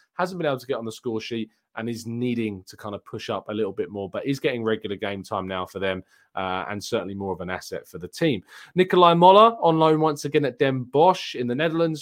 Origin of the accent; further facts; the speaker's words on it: England, United Kingdom; I am English.